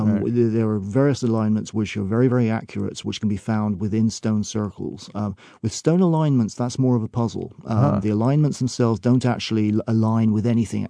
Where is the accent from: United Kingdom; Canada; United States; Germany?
United Kingdom; now in Brittany, France; Well, I'm a British person. I'm part of Great Britain, but I live in Brittany.